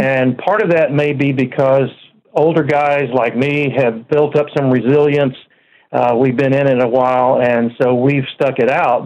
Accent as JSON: {"language": "English", "town": "Dallas", "region": "Texas", "country": "United States", "tie": "born or raised there", "moved": "as an adult", "lives_now": "Oklahoma City, United States", "said": "I was born and raised in Dallas, Texas, and lived there most of my life, but we've been in Oklahoma City now for the last eight years"}